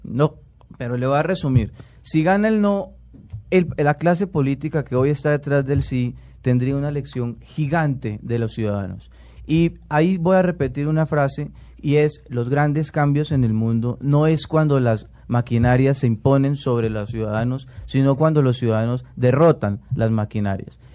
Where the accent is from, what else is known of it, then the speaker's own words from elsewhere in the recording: Colombia; yo le puedo responder como colombiano